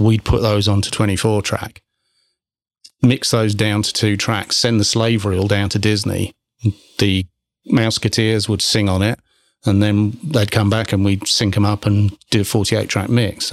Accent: England, United Kingdom; moved away; being English

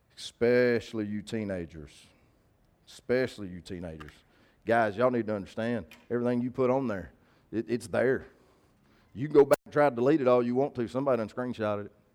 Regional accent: the South, United States; we're from the South

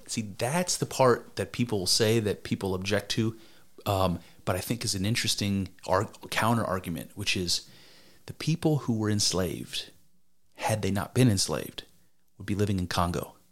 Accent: United States; I'm an American. I'm a white dude.

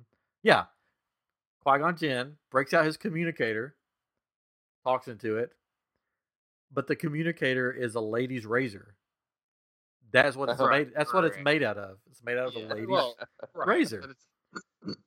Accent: Tennessee, United States; now in Texas, United States; I'm from Tennessee

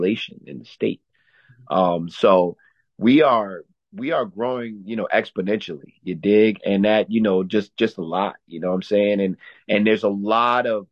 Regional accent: Stamford, Connecticut, United States; also born or lived in Mount Vernon, New York

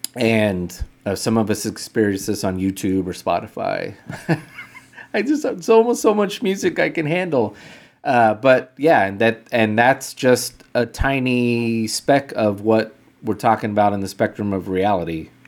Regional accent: United States; as an American

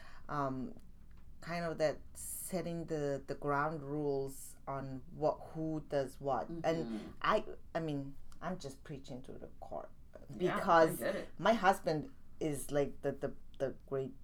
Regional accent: Mongolia; moved away as an adult; I'm from Mongolia.

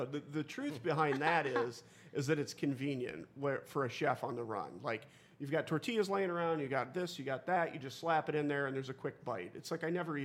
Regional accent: Stow, Ohio, United States; I grew up in Stowe, as Jason did, and so growing up in Stowe, Cauga Falls was our rival.

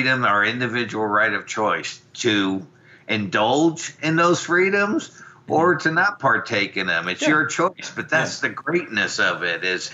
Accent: Phoenix, Arizona, United States; born or raised there; also born or lived in Brooklyn, New York

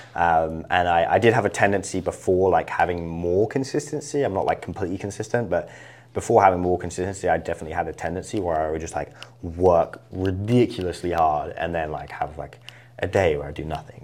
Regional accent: Isle of Wight, South East England, United Kingdom; moved away as an adult; now in United States; I really loved it growing up. Um, but, uh, yeah, that was where, kind of where I was raised.

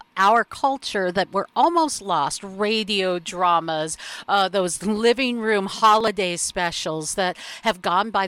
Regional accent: Seattle, Washington, United States; my hometown here in Seattle

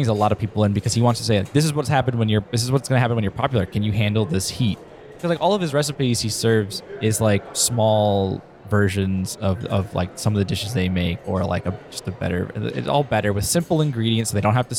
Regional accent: Detroit, Michigan, United States; I'm from Detroit.

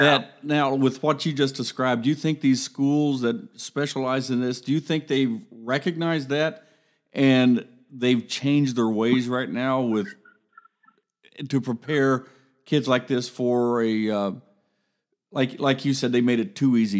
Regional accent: Columbus, Ohio, United States; I grew up in Columbus

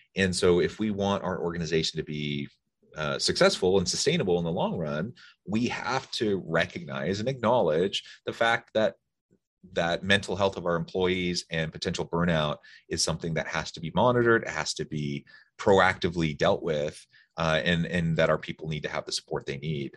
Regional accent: Salem, Oregon, United States; now in Utah, United States; I grew up in Sailor Morgan

